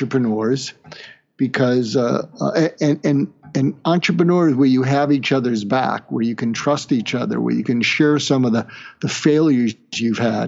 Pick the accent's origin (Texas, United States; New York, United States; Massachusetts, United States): Massachusetts, United States; Boston; moved away as an adult; also born or lived in California / Kansas; I grew up in Boston, went to school in California